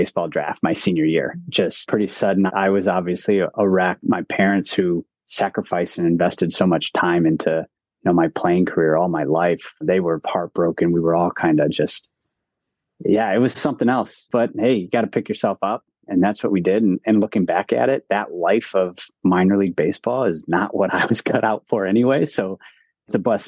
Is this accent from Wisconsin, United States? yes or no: no; Cleveland, Ohio, United States; moved away as an adult; also born or lived in Ann Arbor, Michigan; I'm originally from Cleveland, Ohio